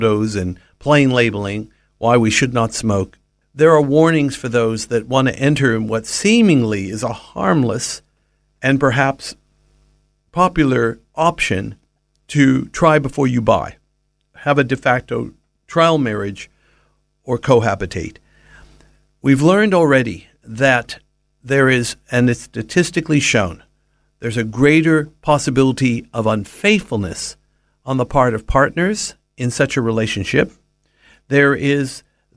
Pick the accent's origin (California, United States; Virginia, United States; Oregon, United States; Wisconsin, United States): California, United States; Southern; Having been born and raised in Southern California